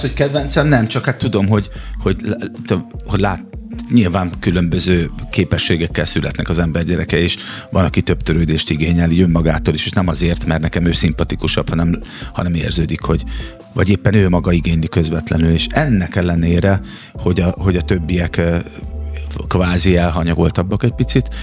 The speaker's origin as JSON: {"language": "Hungarian", "town": "Szeged", "region": "Csongrád-Csanád", "country": "Hungary", "said": "Szegedi vagyok én"}